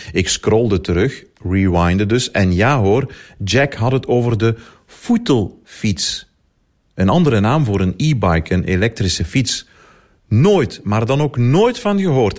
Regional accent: Limburg, Belgium; Als Limburger

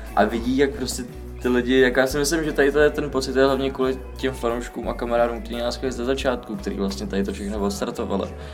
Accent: England, United Kingdom; now in Czech Republic; jsem vyrůstal vlastně hodně dlouho v Anglii

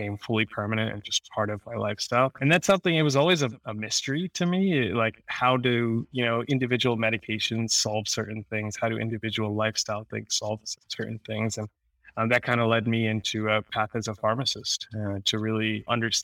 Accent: New Jersey, United States; also born or lived in Queens, New York; So I'm born in Queens, New York. Spent the majority of my life in New Jersey, grew up in New Jersey

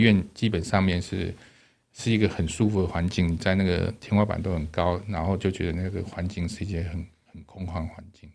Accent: Taipei, Taiwan; moved away as an adult; also born or lived in Dalin, Chiayi; 我从小到，到，到，在台北长大

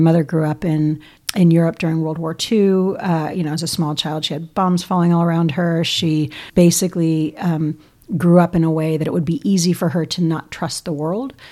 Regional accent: New York City, New York, United States; born and bred in New York City, Upper West Side, Manhattan

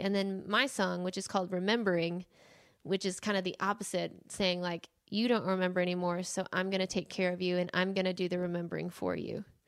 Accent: Phoenix, Arizona, United States; moved away as an adult; now in Nashville, United States; we grew up in Phoenix, Arizona

